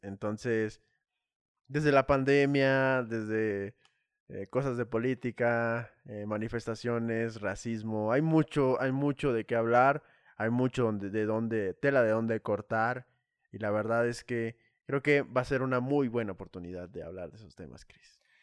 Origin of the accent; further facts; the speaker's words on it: Saltillo, Coahuila, Mexico; now in Puebla, Mexico; yo soy de la ciudad norte norteña de Saltillo, Coahuila